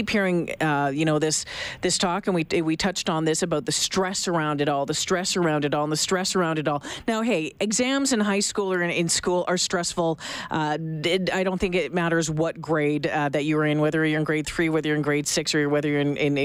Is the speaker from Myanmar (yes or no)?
no; Ontario, Canada; now in Alberta, Canada; I grew up in Ontario